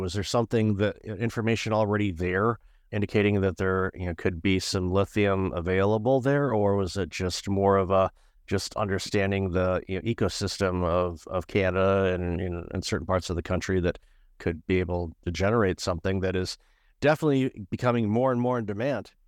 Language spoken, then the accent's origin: English; Detroit, Michigan, United States; I'm originally from Detroit